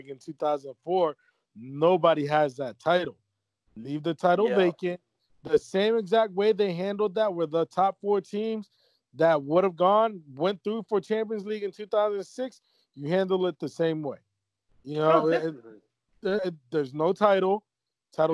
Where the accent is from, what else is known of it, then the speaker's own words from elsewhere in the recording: Lombardy, Italy; Let them have their fans, but we can't have our fans because we're from Lombardy.